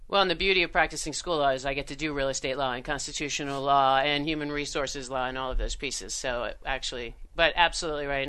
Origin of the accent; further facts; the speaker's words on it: New York, United States; moved away as an adult; also born or lived in Washington, D.C.; I grew up in New York. There is nothing rural about me